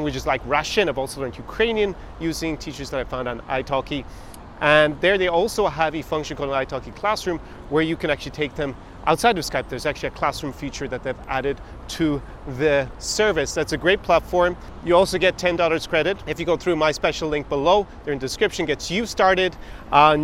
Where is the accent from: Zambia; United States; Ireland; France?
Ireland; I experienced growing up in Ireland